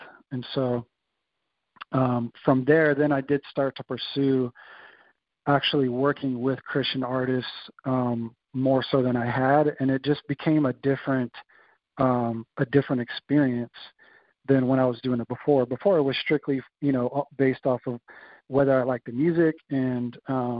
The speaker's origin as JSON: {"language": "English", "area": "Bay Area", "region": "California", "country": "United States", "tie": "born or raised there", "also_born_or_lived": "Indianapolis", "moved": "yes", "lives_now": "San Diego, United States", "said": "growing up in the Bay Area"}